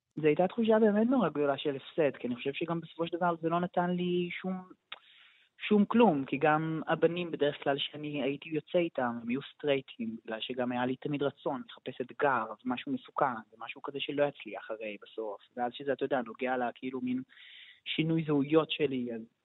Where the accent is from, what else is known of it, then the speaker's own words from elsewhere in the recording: Tel Aviv, Tel Aviv District, Israel; moved away as an adult; now in Jerusalem, Israel; כשהייתי ילד מתבגר והייתי בתל אביב